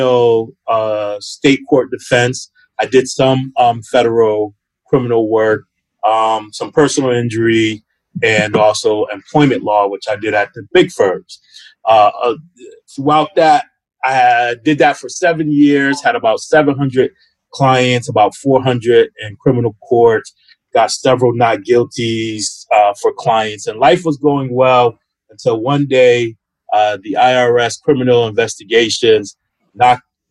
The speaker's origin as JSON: {"language": "English", "town": "Hartford", "region": "Connecticut", "country": "United States", "said": "I'm from Hartford, Connecticut."}